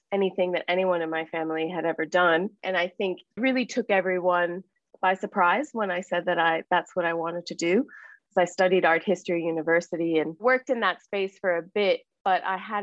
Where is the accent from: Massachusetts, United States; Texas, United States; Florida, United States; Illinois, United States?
Florida, United States; Miami; moved away as an adult; also born or lived in California; now in Australia; Growing up in Miami and Cuban household